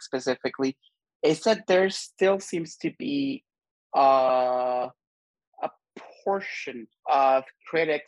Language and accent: English; Honduras; I grew up in Honduras